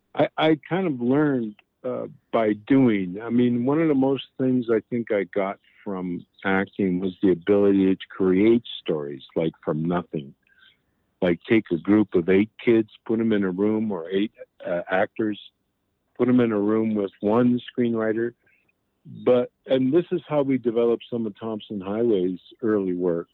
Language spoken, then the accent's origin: English; Buffalo, New York, United States; moved away; also born or lived in Niagara Falls; growing up in Niagara Falls and Buffalo in the school system